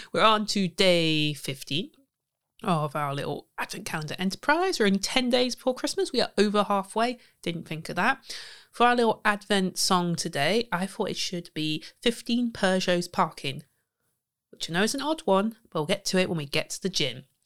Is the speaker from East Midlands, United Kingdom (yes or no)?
yes; Leicester, East Midlands, United Kingdom; my hometown of Leicester.